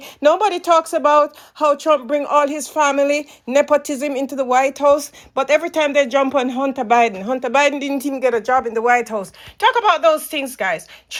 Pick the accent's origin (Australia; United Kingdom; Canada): Canada; Well, I'm from Canada.